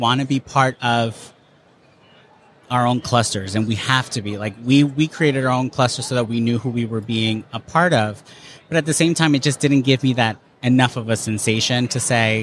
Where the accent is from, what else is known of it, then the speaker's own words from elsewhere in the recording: New Jersey, United States; I'm an East Coaster. I'm from New Jersey.